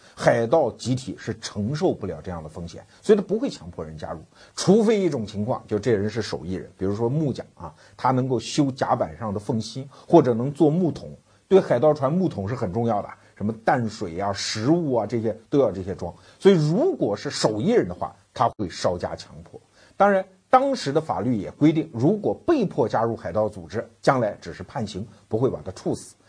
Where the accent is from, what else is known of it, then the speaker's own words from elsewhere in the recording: China; 我们中国人